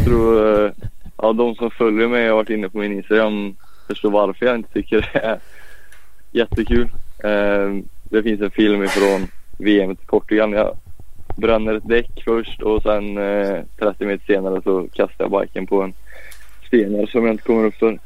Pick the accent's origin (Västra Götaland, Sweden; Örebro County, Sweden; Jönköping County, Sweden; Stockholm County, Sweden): Västra Götaland, Sweden; Falköping; also born or lived in Piacenza, Italy; jag är uppväxt i, i Farsfäng där